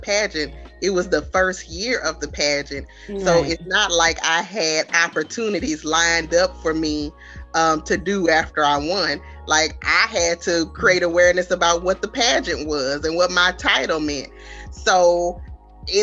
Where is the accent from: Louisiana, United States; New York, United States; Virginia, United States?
Louisiana, United States; Baton Rouge; So I am originally from Baton Rouge, Louisiana